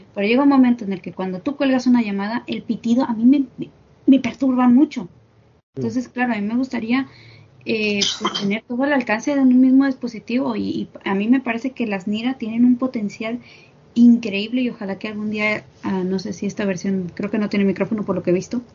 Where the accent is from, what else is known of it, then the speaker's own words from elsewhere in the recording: Mexico; yo soy de aquí de México